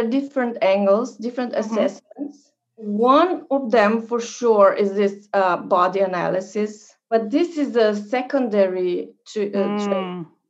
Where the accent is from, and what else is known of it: Virginia, United States